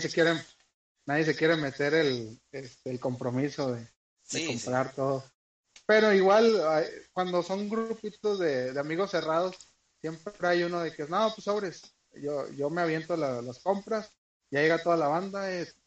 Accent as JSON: {"language": "Spanish", "region": "northern Mexico", "country": "Mexico", "said": "como buenos norteños"}